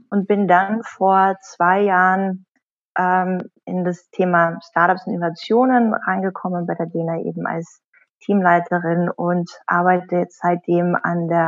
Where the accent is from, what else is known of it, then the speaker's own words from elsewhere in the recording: Carinthia, Austria; moved away as an adult; groß geworden bin ich in Österreich, in mhm. Kärnten. Mhm und bin dann ähm, mit 18 äh, so schnell wie möglich äh, in die größte Stadt äh, gegangen